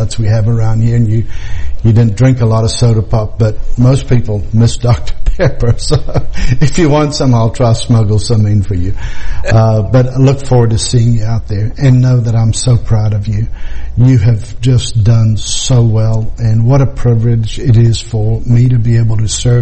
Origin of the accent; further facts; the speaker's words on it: Krugersdorp, Gauteng, South Africa; moved away; my hometown, the place where I was born, Krugersdorp, South Africa